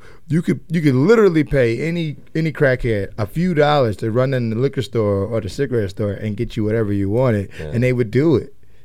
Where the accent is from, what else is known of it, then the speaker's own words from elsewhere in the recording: Indiana, United States; moved away; I'm from Indiana.